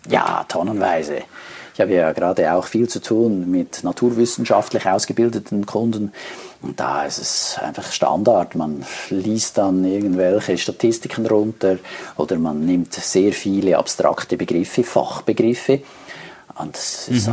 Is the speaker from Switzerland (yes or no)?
yes; Switzerland; Bei uns in der Schweiz